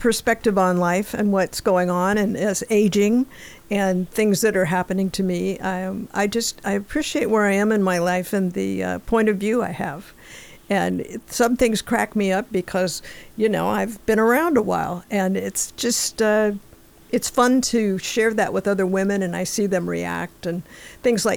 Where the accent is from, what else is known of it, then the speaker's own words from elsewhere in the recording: Alhambra, California, United States; moved away; I grew up in the L.A. area. I grew up in Alhambra, San Gabriel Valley